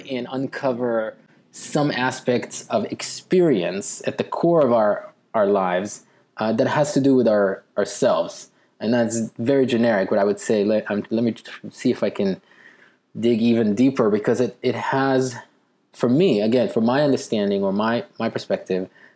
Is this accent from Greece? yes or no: no; Israel; growing up in Israel